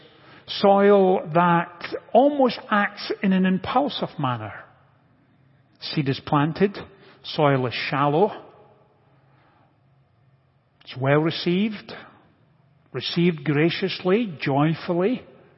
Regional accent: Scotland, United Kingdom; moved away; growing up in Scotland, I was reasonably familiar with agricultural practices

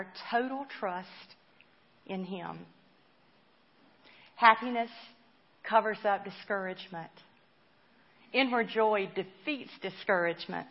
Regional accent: Spartanburg, South Carolina, United States; I was brought up in the church in my hometown of Spartanburg

